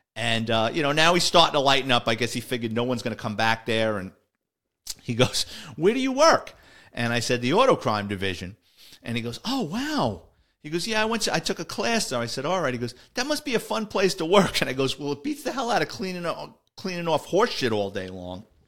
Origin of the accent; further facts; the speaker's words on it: New York City, New York, United States; as a kid growing up in the Bronx